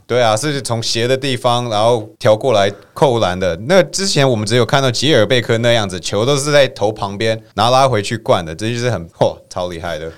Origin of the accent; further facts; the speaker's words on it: United States; 我们美国人